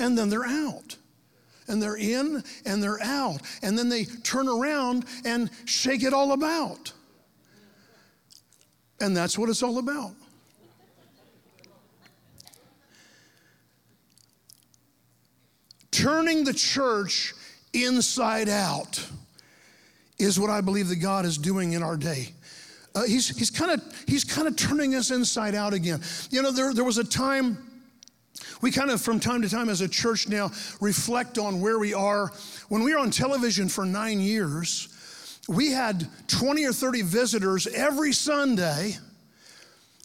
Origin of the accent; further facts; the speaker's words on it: Lake Mary, Florida, United States; now in Ocala, United States; when I was a kid growing up in Lake Mary, Florida, down by Orlando